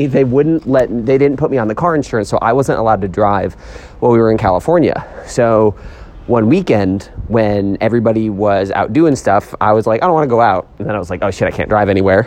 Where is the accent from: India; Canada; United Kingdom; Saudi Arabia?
Canada; I'm Canadian